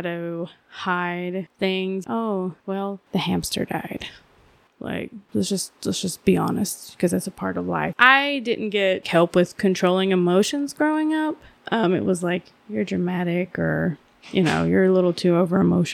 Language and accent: English; Georgia, United States; moved away; also born or lived in Asheville, North Carolina; I was born in Georgia